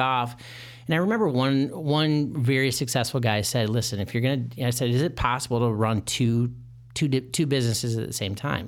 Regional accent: Michigan, United States; moved away as an adult; now in Chicago, United States; I'm originally from Michigan.

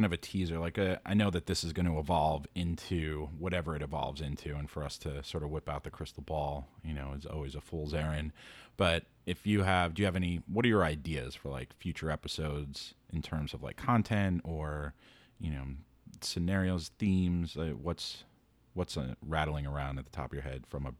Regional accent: New York City, New York, United States; being a New Yorker, super foreign to me. Opening up my doors to have somebody just chill on my couch in a tiny New York City apartment.

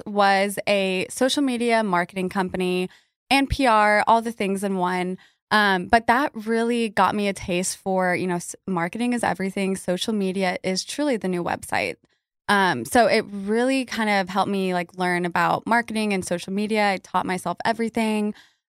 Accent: Albuquerque, New Mexico, United States; moved away as an adult; now in Dallas, United States; I am from Albuquerque, New Mexico, originally. That's where I get a little bit of my weirdness from. But yeah, I've been here in Dallas for 8 years

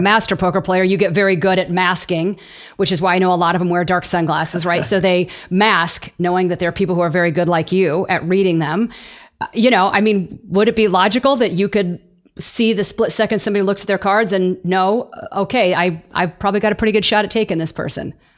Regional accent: Southern California, United States; I'm from Southern California myself

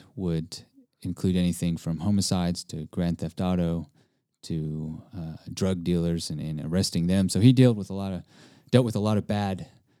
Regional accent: Hawaii, United States; now in Texas, United States; by birth, I mean, I was born in Hawaii, but my heritage, my background, my mom is Japanese, and my father's half Japanese and Italian. And growing up in Hawaii, there's islanders.

